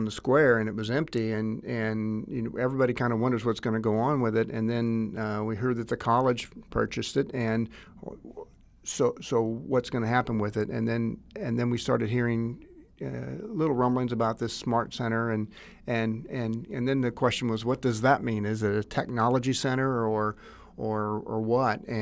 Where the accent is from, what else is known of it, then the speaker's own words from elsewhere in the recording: Greenville, United States; I'm 56 and I am a lifelong resident of Greenville. And I did go to preschool here, and all four of my children went to preschool in this building as well.